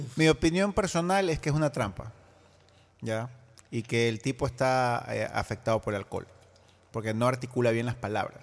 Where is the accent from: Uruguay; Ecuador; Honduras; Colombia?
Ecuador; como ciudadano ecuatoriano